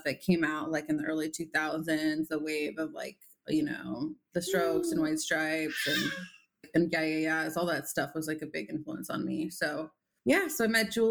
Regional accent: San Diego, California, United States; now in Los Angeles, United States; Yeah, I grew up in San Diego and uh, moved to LA when I was 18. So I've lived here a long time now, but uh, but yeah, originally from San Diego.

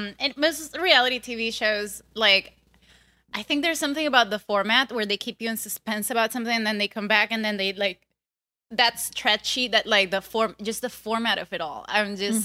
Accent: Venezuela; moved away; I come from Venezuela, which is a country where that made me suspicious of everything already

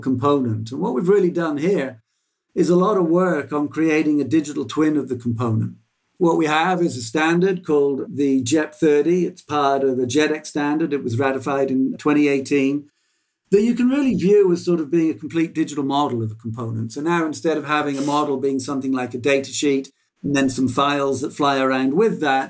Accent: England, United Kingdom; there's a word that I grew up with in England called gazumping

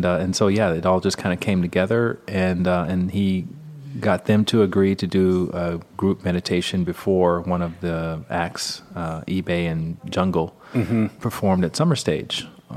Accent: Alabama, United States; Right. I grew up in the Bible Belt and, you know, down in Alabama where there have been more snowstorms than people meditating.

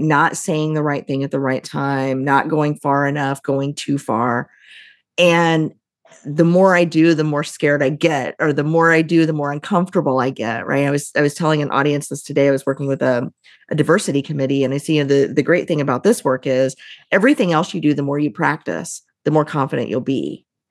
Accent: Midwest, United States; I grew up right near Kentucky, which is bourbon country

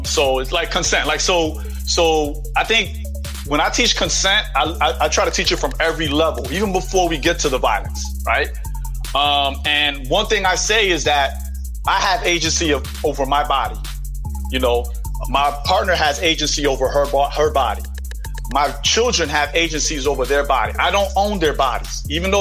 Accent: New York City, New York, United States; I'm from the Bronx

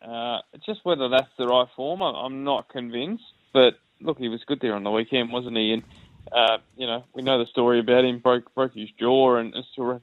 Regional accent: Australia; Aussie cricket fans

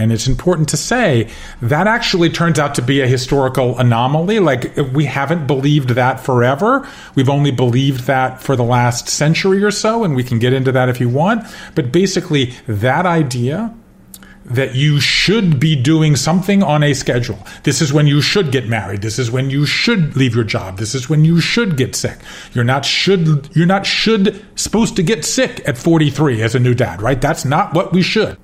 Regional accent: Georgia, United States; moved away as an adult; also born or lived in Connecticut, United States / Japan; I grew up in Georgia and I left there in the uh, 80s and went to Yale

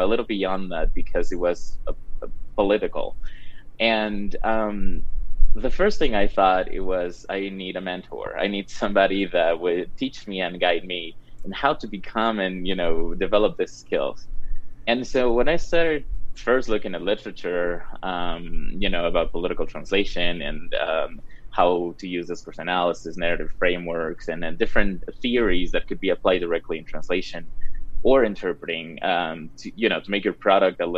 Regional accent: Cuenca, Azuay, Ecuador; also born or lived in Wyoming; now in Colorado, United States; I'm from Cuenca, Ecuador

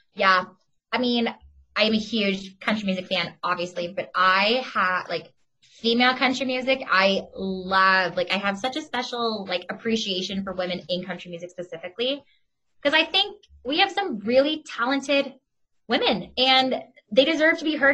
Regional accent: Oakville, Ontario, Canada; I'm from Oakville, just outside of Toronto

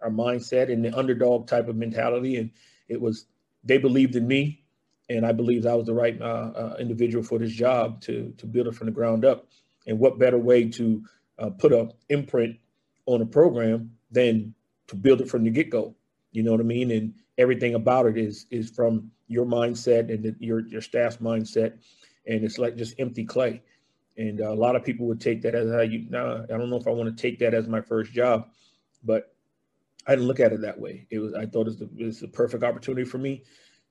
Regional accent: Charleston, South Carolina, United States; moved away as an adult; also born or lived in West Point, New York / Fort Bragg, North Carolina / Georgia; I'm originally from Charleston, South Carolina, born and raised

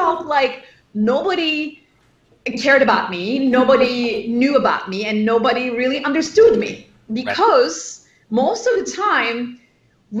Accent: Turkey; moved away as an adult; now in Los Angeles, United States; I grew up in Turkey, and I studied at the MIT of Turkey, and I went to UCLA

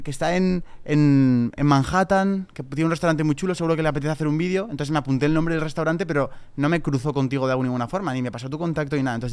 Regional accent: Spain; le dije, tío, mira, vengo desde España, tengo un vídeo pensado

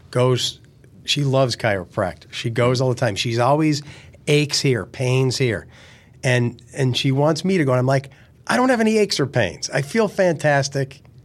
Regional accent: Lackawanna County, Pennsylvania, United States; growing up in Lackawanna County.

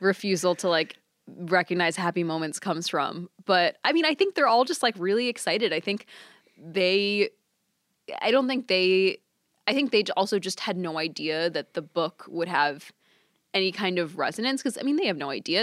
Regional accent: Texas, United States; I grew up in Texas

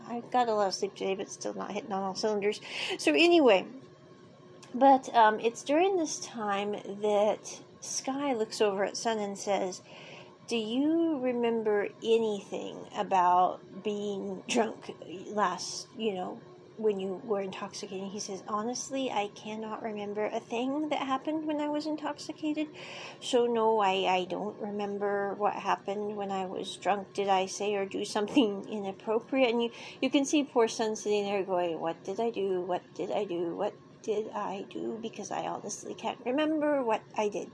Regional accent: United States; I grew up with living in America

